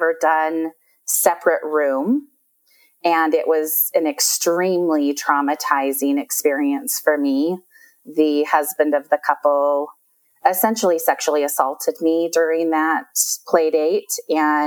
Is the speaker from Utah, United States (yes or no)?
yes; Utah, United States; I've lived, born and raised in Utah. So lived here my whole life.